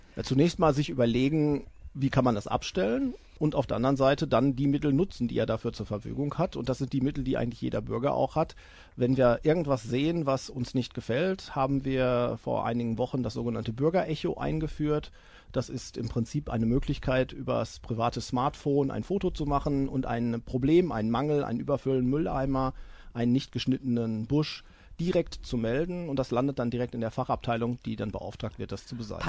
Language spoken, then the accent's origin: German; Iserlohn, North Rhine-Westphalia, Germany; in meinem Heimatdorf Österreich